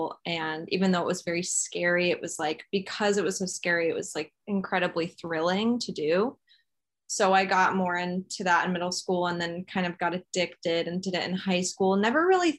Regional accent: Flower Mound, Texas, United States; I grew up in Flower Mound, Texas

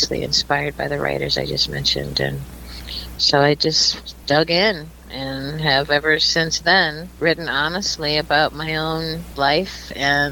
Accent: Milwaukee, Wisconsin, United States; moved away as an adult; also born or lived in Boston, Massachusetts; I grew up in Milwaukee, Wisconsin

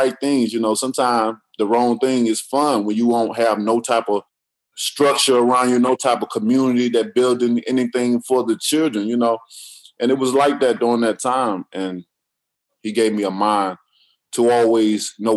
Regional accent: Tuscaloosa, Alabama, United States; I grew up in Tuscaloosa, Alabama

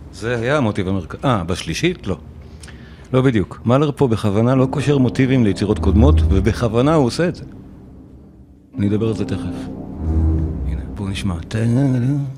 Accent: Israel; אנחנו כישראלים

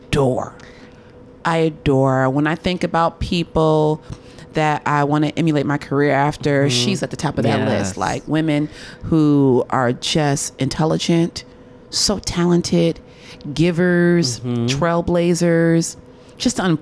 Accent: Massachusetts, United States; I'm from Massachusetts.

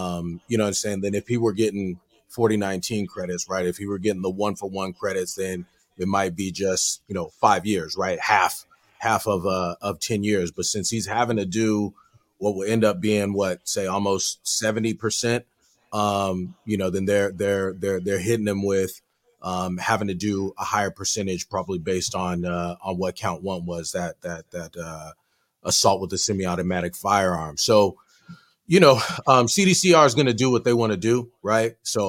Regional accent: San Diego, California, United States; I am. Born and raised.

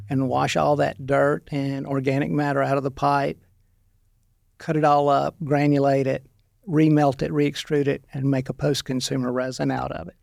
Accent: Monroe, Louisiana, United States; moved away as an adult; also born or lived in Stuttgart, Arkansas; now in Arkansas, United States; I'm from Louisiana

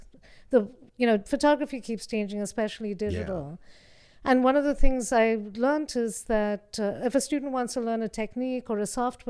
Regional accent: India; which is about my feminist experience growing up in India

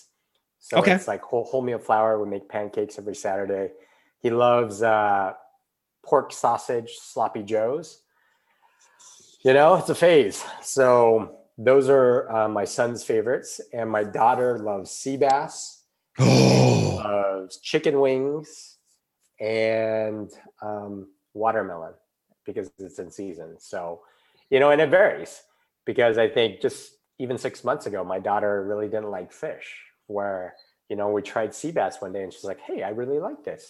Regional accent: United States; moved away as an adult; also born or lived in Beijing, China / Brazil / Hong Kong; now in Portugal; I grew up in the United States

